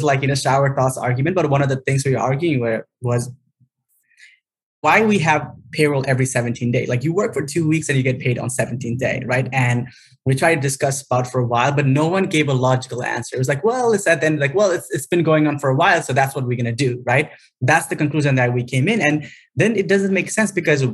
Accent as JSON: {"language": "English", "country": "Nepal", "tie": "born or raised there", "moved": "as an adult", "lives_now": "United States", "said": "born in Nepal during the second half of the Civil War."}